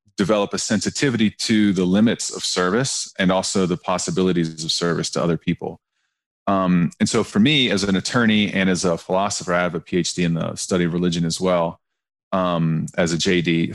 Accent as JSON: {"language": "English", "region": "Southern Ohio", "country": "United States", "said": "I'm a white guy from Southern Ohio"}